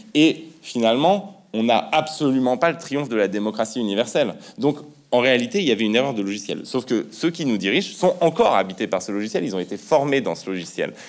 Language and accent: French; France; quand on est français, même si on vient d'extrêmement loin, si sa famille euh, est euh, immigrée, comme la mienne par exemple